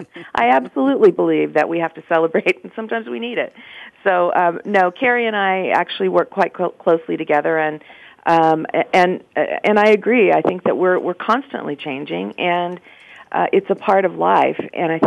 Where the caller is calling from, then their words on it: Baltimore, Maryland, United States; I am in Baltimore, Maryland, and I'm drinking a protein shake.